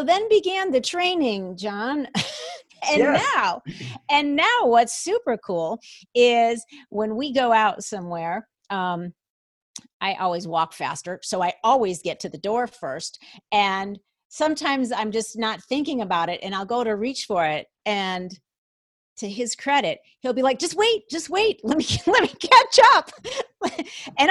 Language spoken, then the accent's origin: English; Minnesota, United States; moved away as an adult; also born or lived in Atlanta, Georgia; I grew up in Minnesota, and it wasn't until we moved after we had been married for some time, we moved to the South and we lived in Atlanta